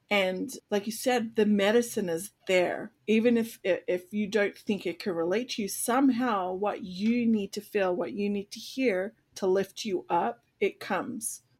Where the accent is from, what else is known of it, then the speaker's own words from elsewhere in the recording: Australia; as an Australian